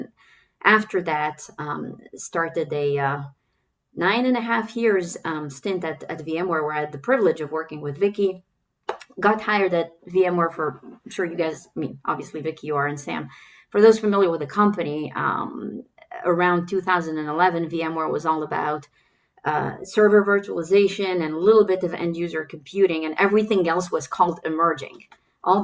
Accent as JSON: {"language": "English", "country": "Germany", "tie": "born there", "also_born_or_lived": "Kuwait / Turkey / Belgium", "said": "But in addition to that, I was born in Germany. I lived in Kuwait, Turkey, Belgium, to name a few."}